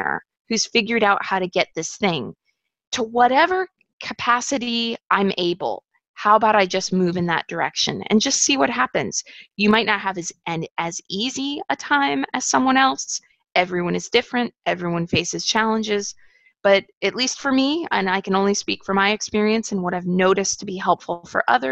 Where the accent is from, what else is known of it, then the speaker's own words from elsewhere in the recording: United States; growing up in the United States and experiencing extreme poverty